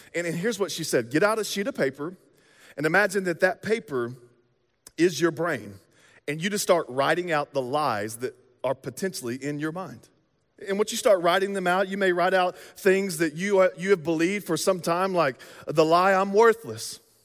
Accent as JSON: {"language": "English", "region": "the South", "country": "United States", "moved": "yes", "lives_now": "Midwest, United States", "said": "we're from the South"}